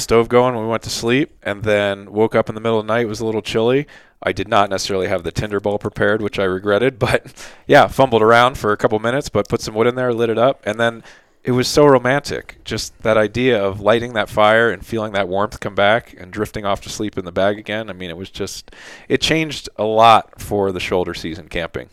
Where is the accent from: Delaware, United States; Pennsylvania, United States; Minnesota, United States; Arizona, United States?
Pennsylvania, United States; Philadelphia; moved away; also born or lived in South Jersey; I grew up in Philly, South Jersey area